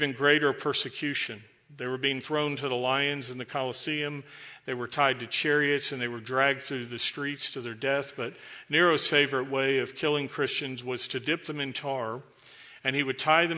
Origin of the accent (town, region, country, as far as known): United States